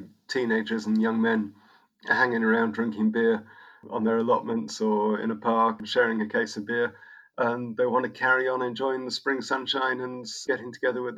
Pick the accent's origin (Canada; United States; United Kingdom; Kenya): United Kingdom; now in Camberg, Germany; I'm a Brit, and last year I also got German citizenship